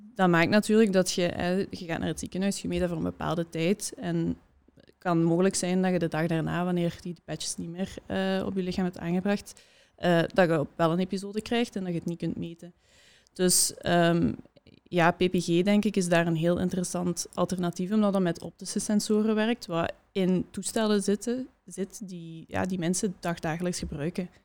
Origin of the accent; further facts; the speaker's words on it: Hasselt, Flanders, Belgium; ik kom uit Hasselt